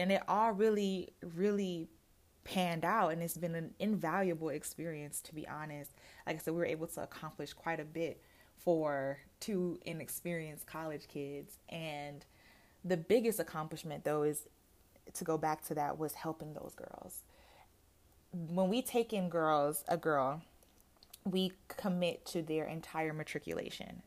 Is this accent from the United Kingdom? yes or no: no; Jamaica; now in United States; I am originally from Jamaica